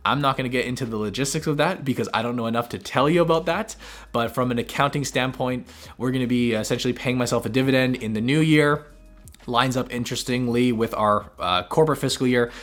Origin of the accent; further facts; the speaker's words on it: Canada; us as Canadian investors